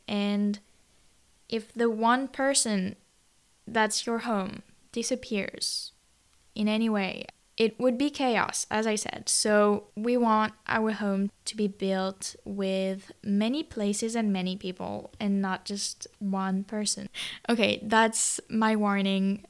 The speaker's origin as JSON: {"language": "English", "town": "Toulouse", "region": "Occitania", "country": "France", "tie": "born or raised there", "moved": "yes", "said": "it was my home country or, like, m, my birth country would be more accurate"}